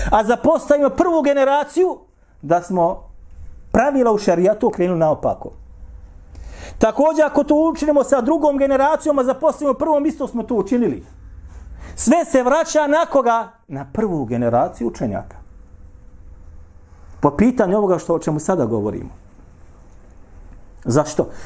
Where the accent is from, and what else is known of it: Bosnia & Herzegovina